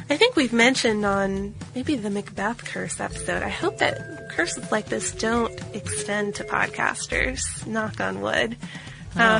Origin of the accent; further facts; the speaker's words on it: Oregon, United States; now in Czech Republic; I live in the Czech Republic, which is an hour's drive north of Prague, the, the town he lives in. I'm from Oregon, but I've been teaching English to little children here for several years.